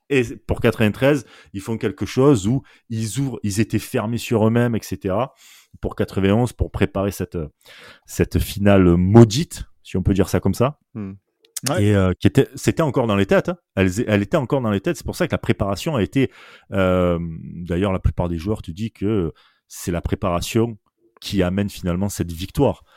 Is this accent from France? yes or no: yes; Marseille, Provence-Alpes-Côte d'Azur, France; accent: Marseille; nous à Marseille, … et moi, voilà, bah, on est Marseillais, je pense que ça s'entend rien qu'à l'accent déjà